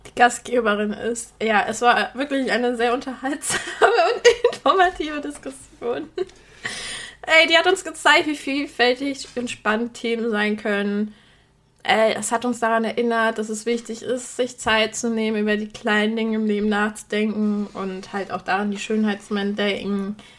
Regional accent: Poland; moved away; ich stamme aus Polen

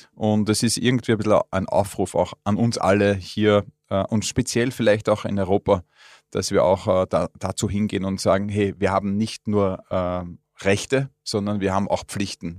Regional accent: Austria; als Österreicher

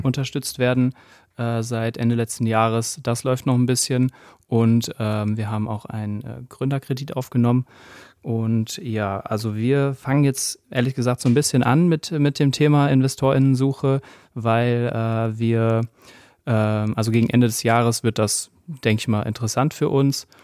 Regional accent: Gütersloh, North Rhine-Westphalia, Germany; now in Cologne, Germany; ich komme aus Gütersloh und wir sind aber jetzt schon sehr lange in Köln, also zugezogene Kölner

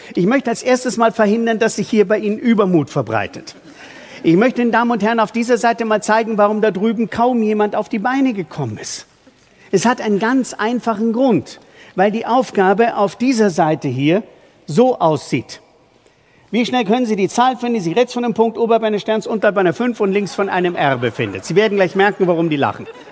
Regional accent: Bavaria, Germany; bei uns in Bayern

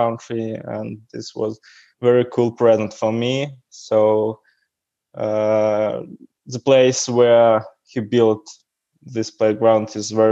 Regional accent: Davyd-Haradok, Brest Region, Belarus; English is a second language; And I'm from Belarus. I was born on the south of Belarus, a small city called Davidgorodok

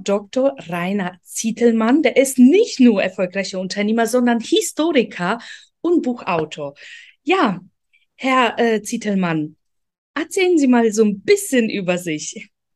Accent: Poland; German is a second language; also born or lived in Ukraine; now in Germany; bin in Polen aufgewachsen, kam irgendwann nach Deutschland

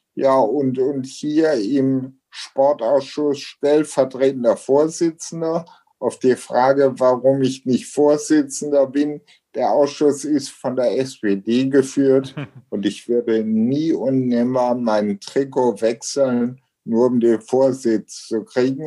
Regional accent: Ruhr area, North Rhine-Westphalia, Germany; also born or lived in Essen; hier bei uns zu Hause in Deutschland, im Ruhrgebiet, an Rheinland, an Rhein und Ruhr

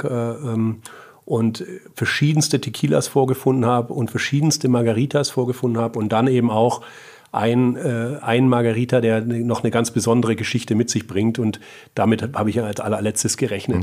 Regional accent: Böblingen, Baden-Württemberg, Germany; also born or lived in Munich / California; now in Heilbronn, Germany; bin äh, ursprünglich aus Böblingen und jetzt seit äh, drei Jahren aber in, in Heilbronn.

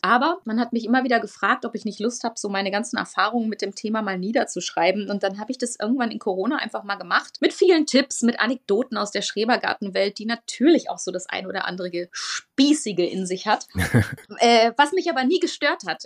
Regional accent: Münsterland, North Rhine-Westphalia, Germany; eine ganz, ganz alte Traditionsfirma aus meiner Heimat, dem Münsterland

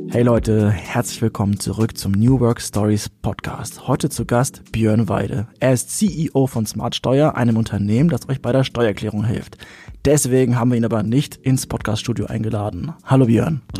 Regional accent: Hannover, Lower Saxony, Germany; Man muss also ähm, sagen, ich komme aus Hannover, ich darf das sagen.

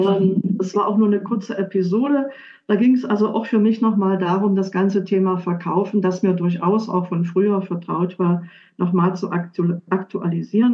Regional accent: Dessau, Saxony-Anhalt, Germany; moved away as an adult; also born or lived in Switzerland / Munich; Ich bin zurückgegangen. Ich komme aus Dessau

